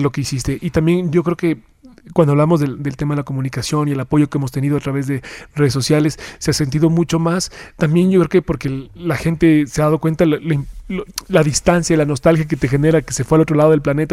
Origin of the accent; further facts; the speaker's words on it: Ecuador; somos menos los ecuatorianos